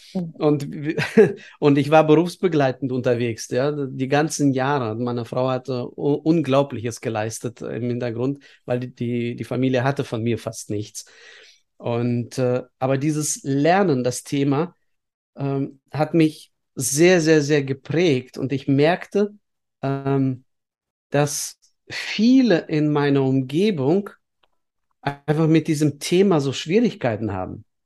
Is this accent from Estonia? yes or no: yes; Estonia; now in Bielefeld, Germany; ich bin in der Sowjetunion aufgewachsen, äh, zum Glück in einem Teil Sowjetunions, was auch bis heute PISA-Land Nummer eins ist, was die Schulbildung anbetrifft. Das ist nämlich Estland